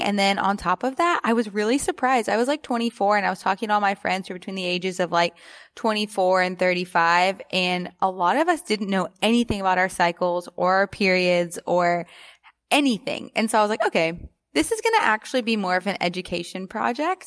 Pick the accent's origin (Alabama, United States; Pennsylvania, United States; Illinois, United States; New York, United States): Alabama, United States; I grew up in Alabama